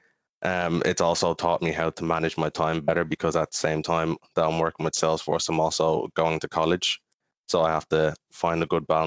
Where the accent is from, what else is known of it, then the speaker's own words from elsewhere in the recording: Kill, County Kildare, Ireland; also born or lived in Maynooth; I spent some time growing up in Maynooth, but then moved to Kill for the past over 10 years ago